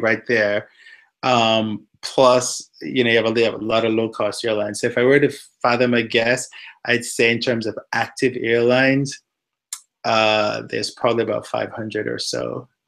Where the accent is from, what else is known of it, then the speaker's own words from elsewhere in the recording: Jamaica; also born or lived in Washington, D.C., United States / Indianapolis, United States / Houston, United States; now in United States; I grew up in Jamaica